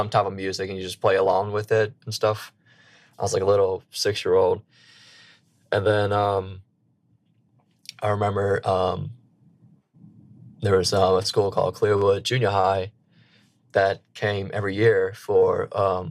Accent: Slidell, Louisiana, United States; moved away as an adult; now in Boston, United States; I am from a small town called Slidell, Louisiana

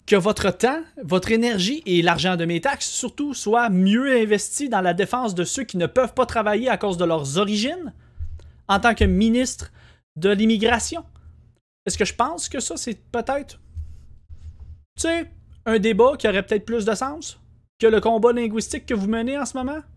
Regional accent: Quebec, Canada; Ça fait partie de notre identité, le français.

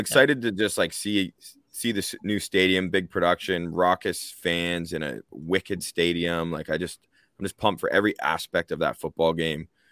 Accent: Canada; We are Canadian, all three of us.

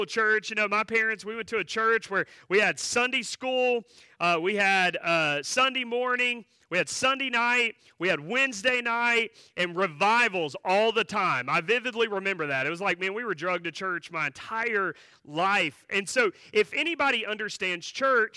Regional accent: Asheboro, North Carolina, United States; I grew up not far from here. I grew up in Ashboro, so that's where my church was, and so that's where my childhood was

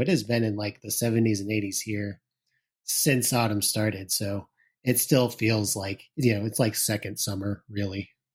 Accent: Illinois, United States; I grew up in Illinois

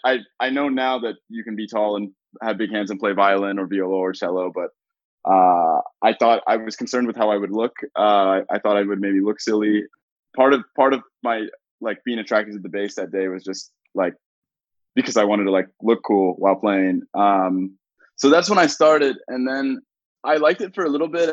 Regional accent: Raleigh, North Carolina, United States; moved away as an adult; now in Toronto, Canada; I grew up in Raleigh, North Carolina

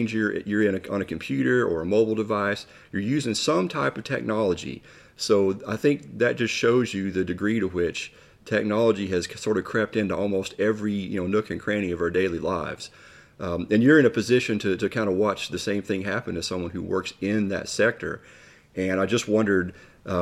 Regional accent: Pike County, Kentucky, United States; I grew up there in Pike County too.

